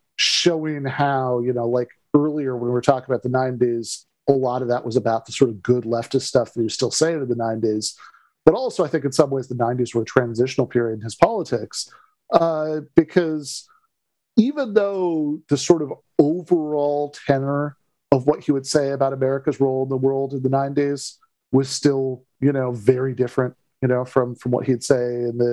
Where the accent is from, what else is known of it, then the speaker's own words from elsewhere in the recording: Michigan, United States; my home state and Michigan State football, the Detroit Red Wings